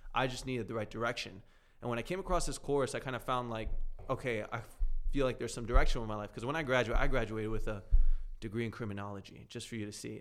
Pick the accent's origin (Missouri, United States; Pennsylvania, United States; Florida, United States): Florida, United States; South; I grew up down in South Florida.